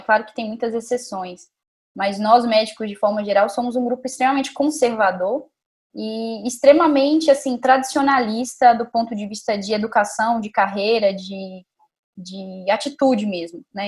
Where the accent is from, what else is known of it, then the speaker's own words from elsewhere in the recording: Montes Claros, Minas Gerais, Brazil; moved away as an adult; also born or lived in Vitória; now in São Paulo, Brazil; Sou de Minas Gerais, de Montes Claros. E eu me formei em medicina lá em Montes Claros mesmo